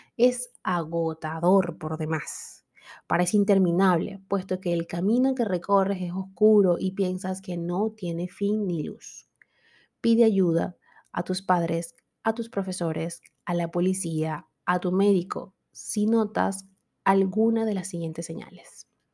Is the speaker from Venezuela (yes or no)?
yes; Venezuela